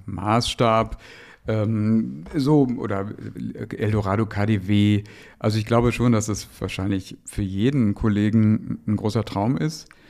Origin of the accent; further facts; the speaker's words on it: Dortmund, North Rhine-Westphalia, Germany; moved away; in meiner Heimat dem Ruhrpott